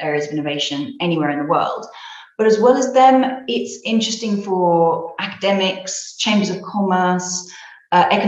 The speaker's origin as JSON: {"language": "English", "country": "United Kingdom", "moved": "yes", "lives_now": "Spain", "said": "I'm British originally"}